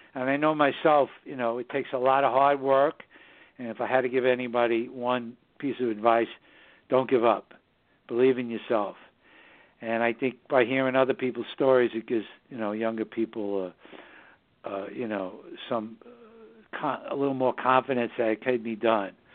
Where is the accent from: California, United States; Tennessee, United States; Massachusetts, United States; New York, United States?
New York, United States; New York City; also born or lived in southern Hudson Valley, New York; the northern suburbs of New York City, my hometown.